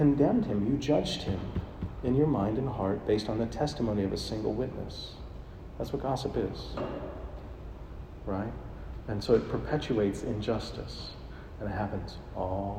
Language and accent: English; Buffalo Center, Iowa, United States; moved away; my hometown, Buffalo Center, Iowa, 850 people